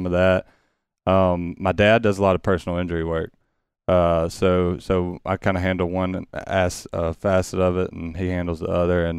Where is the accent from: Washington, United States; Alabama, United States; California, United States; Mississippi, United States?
Mississippi, United States; Pascagoula; also born or lived in Ocean Springs; Raised in Pascagoula, though. I was born in, like I said, Ocean Springs. We were living in Moss Point at the time, and then moved to Pascagoula